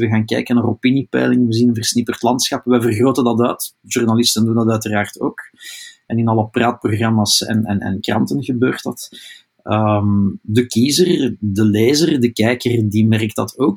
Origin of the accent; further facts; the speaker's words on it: Flanders, Belgium; wij onder vertegenwoordigd zijn als Vlamingen in die regering